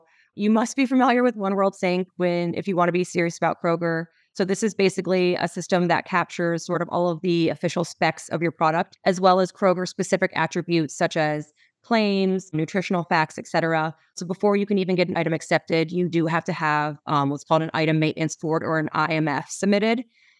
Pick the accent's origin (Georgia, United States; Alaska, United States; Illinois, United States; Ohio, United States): Ohio, United States; Cincinnati; I mean, growing up in Cincinnati, I think one of my biggest strong points